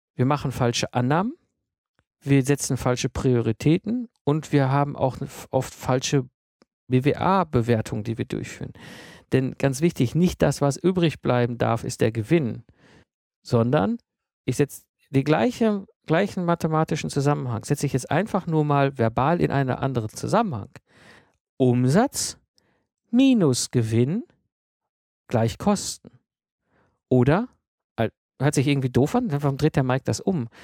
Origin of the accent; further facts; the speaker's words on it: Germany; bei uns in Deutschland